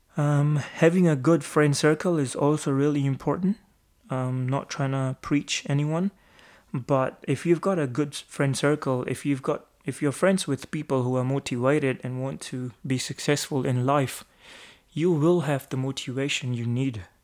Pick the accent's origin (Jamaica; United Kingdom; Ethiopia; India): India; Amritsar, Punjab; moved away as an adult; now in New Zealand; I'm from Amritsar as well